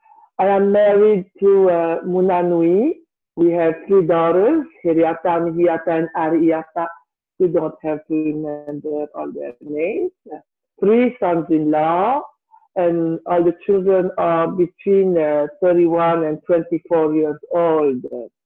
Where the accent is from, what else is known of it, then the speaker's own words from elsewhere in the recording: Tahiti, French Polynesia; born there; Excuse me. I was born in 1968 in Tahiti, in a family of seven children.